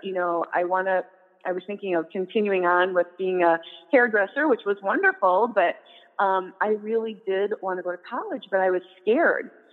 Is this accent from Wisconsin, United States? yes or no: yes; Prairie du Chien, Wisconsin, United States; now in La Crosse, United States; at the local high school in my hometown, Prairie du Chien